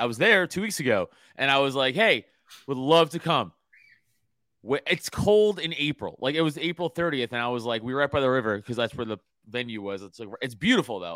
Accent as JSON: {"language": "English", "region": "New York", "country": "United States", "moved": "yes", "said": "I'm from New York, in the comedy world"}